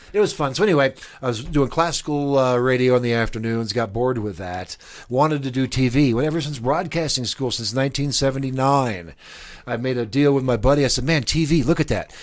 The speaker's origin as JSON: {"language": "English", "town": "Lincoln", "region": "Nebraska", "country": "United States", "tie": "born or raised there", "also_born_or_lived": "Miami / New Mexico", "moved": "as an adult", "lives_now": "Albuquerque, United States", "said": "I grew up in Lincoln. I spent the first twenty-two years there"}